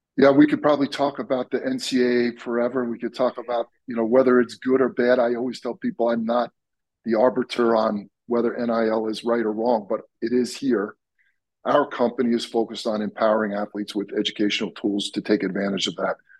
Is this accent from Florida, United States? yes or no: no; Long Island, New York, United States; I grew up on Long Island in New York